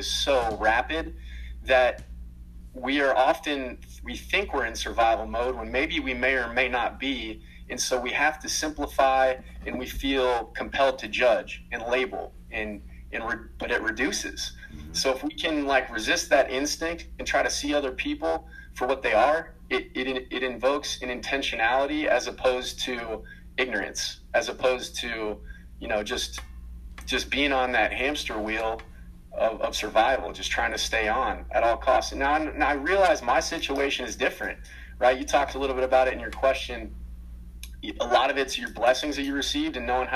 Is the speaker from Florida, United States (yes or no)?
no; Atlanta, Georgia, United States; also born or lived in Minnesota; I grew up in Atlanta, Georgia, played in Lawrenceville for a long time